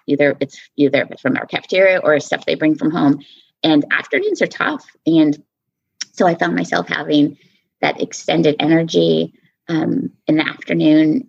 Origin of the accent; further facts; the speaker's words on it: Southwest, United States; also born or lived in Texas / New Mexico / Arizona; I'm from the Southwest, um, born and raised Texas, New Mexico, Arizona